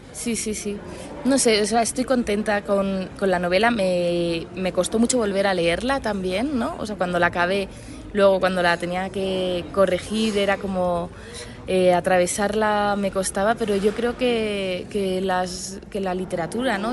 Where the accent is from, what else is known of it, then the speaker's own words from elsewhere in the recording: Madrid, Community of Madrid, Spain; Yo soy de Madrid